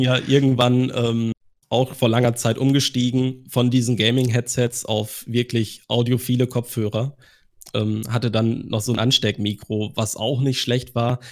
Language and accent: German; Germany; bei uns in Deutschland